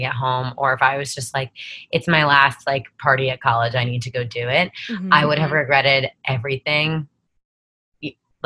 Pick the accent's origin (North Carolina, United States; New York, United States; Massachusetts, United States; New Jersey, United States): New Jersey, United States; I was born and raised in New Jersey